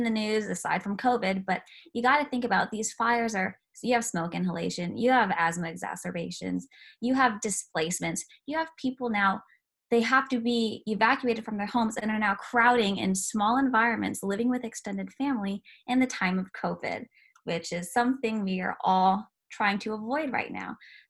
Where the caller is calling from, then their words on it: California, United States; that I'm speaking from California.